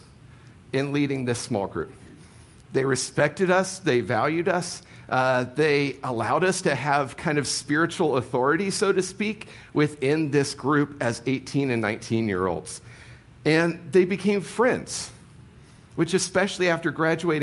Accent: Ohio, United States; moved away; I grew up in Ohio

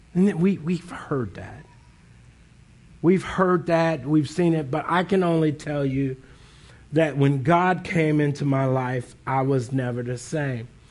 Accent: Northeast Ohio, United States; now in Columbus, United States; I grew up in Northeast Ohio

